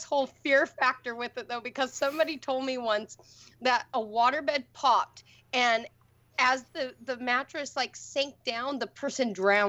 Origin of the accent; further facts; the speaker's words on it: Lake Tapps, Washington, United States; moved away; Lake Taps in my hometown